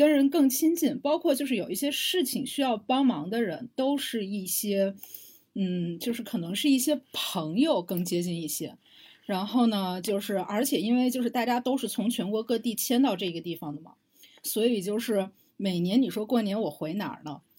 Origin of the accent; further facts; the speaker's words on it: Shandong, China; 你作为一个山东人，你要回家嘛，不然的话，人家都会觉得你们家过得不好